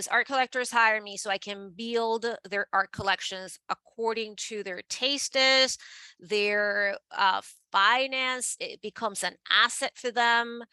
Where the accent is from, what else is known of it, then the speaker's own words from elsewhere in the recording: Venezuela; moved away as an adult; now in New York City, United States; I am born and raised in Venezuela